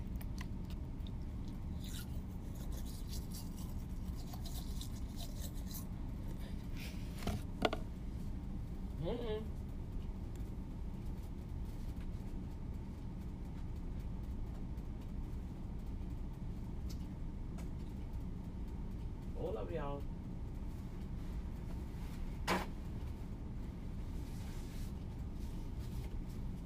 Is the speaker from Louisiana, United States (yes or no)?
yes; Louisiana, United States; accent: Cajun; my accent gonna sound like that because I'm from Louisiana and I do have an accent